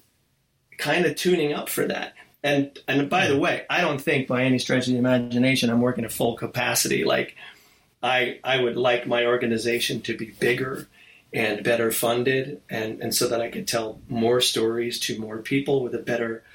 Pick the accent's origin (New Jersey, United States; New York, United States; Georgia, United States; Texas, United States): New Jersey, United States; moved away; growing up in New Jersey